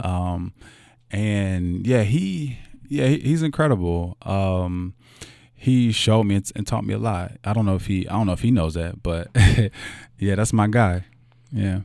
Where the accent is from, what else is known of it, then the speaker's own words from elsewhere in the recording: Louisville, Kentucky, United States; I was born here in Louisville, Kentucky, in, uh, in the West End. Um, my mother still lives there